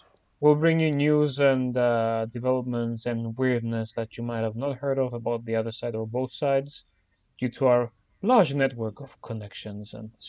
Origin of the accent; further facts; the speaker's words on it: Cyprus; now in Brussels, Belgium; We're two Cypriots living and working in Lisbon and Brussels